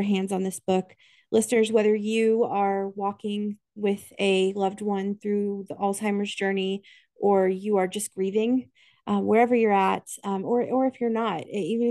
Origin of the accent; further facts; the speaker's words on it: Kansas, United States; I am from Kansas.